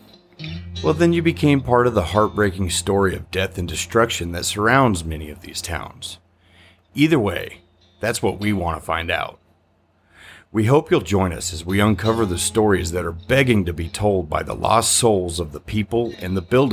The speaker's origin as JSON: {"language": "English", "region": "the American Southwest", "country": "United States", "tie": "born or raised there", "said": "Growing up in the Southwest, it was never a surprise to see an old rock or adobe building"}